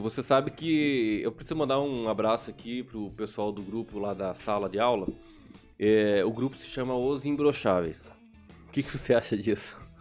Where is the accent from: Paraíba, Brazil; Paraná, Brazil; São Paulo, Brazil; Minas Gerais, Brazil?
Paraná, Brazil; accent: leite quente (Paraná/Curitiba accent)